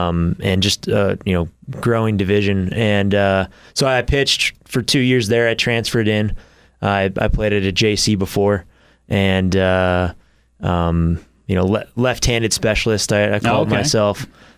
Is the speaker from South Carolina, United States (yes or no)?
no; Temecula, California, United States; Yeah, so I'm from Southern California. {S1} Okay. {S3} A town called Temecula. It's about an hour north of San Diego.